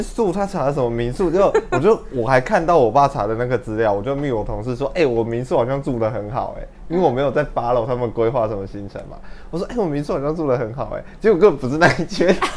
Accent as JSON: {"language": "Chinese", "town": "Hsinchu", "country": "Taiwan", "said": "我是新竹人"}